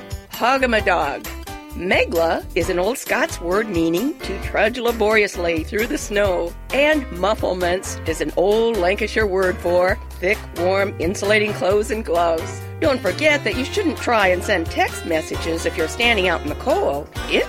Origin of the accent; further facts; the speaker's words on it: Wisconsin, United States; When I was growing up in Wisconsin